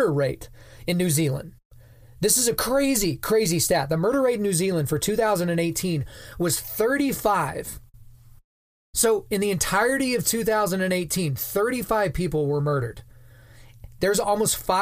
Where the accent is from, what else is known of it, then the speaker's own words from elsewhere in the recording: Lawton, Oklahoma, United States; moved away; I grew up and I'm from a town called Lawton, Oklahoma